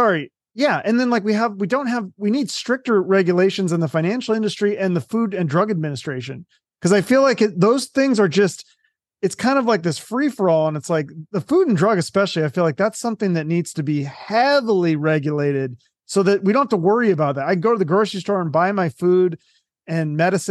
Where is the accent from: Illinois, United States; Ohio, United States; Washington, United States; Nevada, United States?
Washington, United States; I don't even think I knew the name of my governor growing up in Washington.